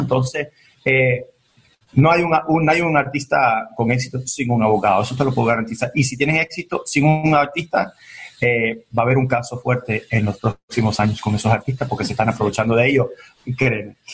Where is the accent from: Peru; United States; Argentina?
United States; Miami, Florida; also born or lived in Venezuela; tenía dos, años, tres años cuando llegué de Venezuela a Miami. Y crecí con un piano al lado de mí